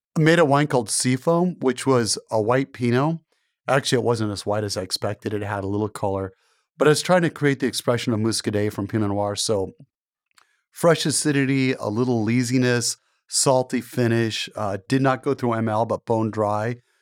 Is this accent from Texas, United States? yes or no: no; Portland, Oregon, United States; I grew up in Portland, and my dad was a television journalist. He worked for Channel eight News.